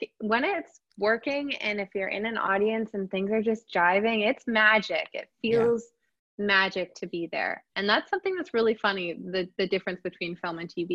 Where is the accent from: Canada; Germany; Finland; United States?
Canada; Summerland, British Columbia; moved away as an adult; now in Toronto, Canada; I'm actually from out west, British Columbia. So I grew up in the Okanagan Valley, a little town called Summerland